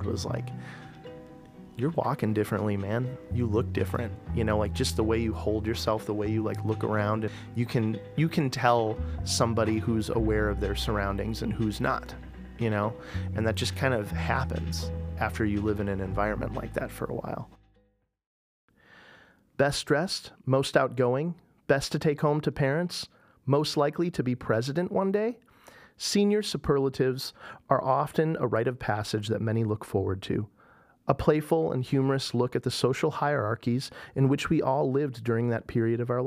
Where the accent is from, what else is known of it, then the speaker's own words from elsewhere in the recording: Oregon, Ohio, United States; moved away as an adult; also born or lived in Boston; I grew up out in Oregon, Ohio